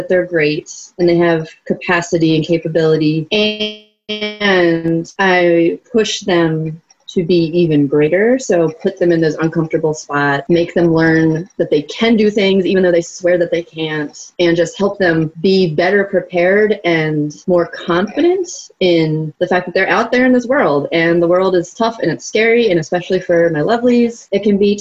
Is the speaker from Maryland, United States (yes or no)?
yes; Baltimore, Maryland, United States; I was born here. I was raised in the suburbs and I've been living here